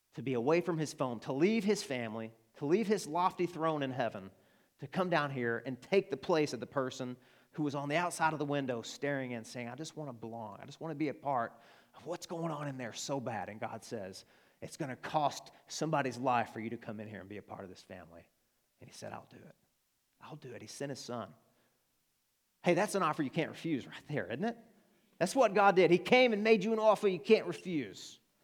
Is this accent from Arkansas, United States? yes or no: yes; Arkansas, United States; accent: Arkansan; that's my Arkansan accent.